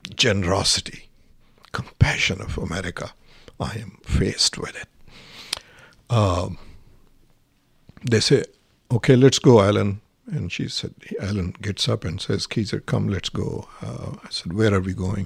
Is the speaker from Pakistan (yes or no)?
yes; Pakistan; English is a second language; moved away as an adult; now in United States